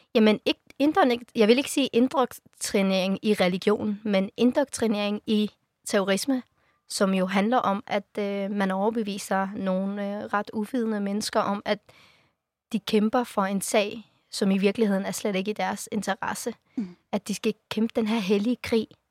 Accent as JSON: {"language": "Danish", "country": "Afghanistan", "tie": "born or raised there", "moved": "yes", "lives_now": "Denmark", "said": "jeg har rødder i Afghanistan, jeg er født i Afghanistan"}